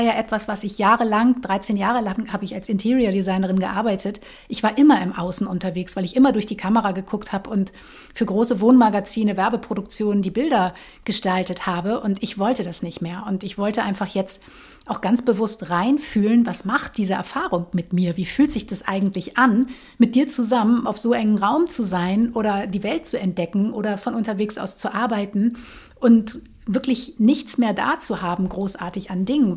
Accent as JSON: {"language": "German", "area": "Lüneburg Heath", "region": "Lower Saxony", "country": "Germany", "tie": "born or raised there", "said": "ich bin aufgewachsen in der Lüneburger Heide tatsächlich"}